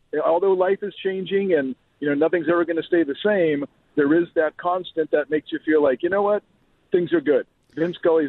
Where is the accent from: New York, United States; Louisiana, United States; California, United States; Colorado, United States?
California, United States; Bay Area; moved away as an adult; also born or lived in Los Angeles; now in Oxnard, United States; I'm from the Bay Area, and I've been doing work down here in L.A. since the 80s, just back and forth in different companies.